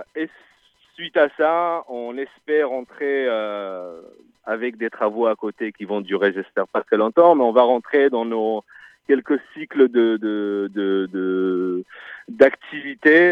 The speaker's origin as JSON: {"language": "French", "region": "Northern District", "country": "Israel", "moved": "yes", "lives_now": "Marseille, France", "said": "moi qui est israélien, d'un kibbutz au nord"}